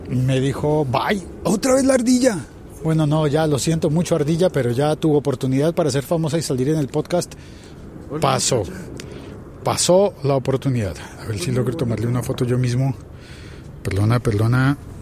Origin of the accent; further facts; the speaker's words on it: Colombia; mi país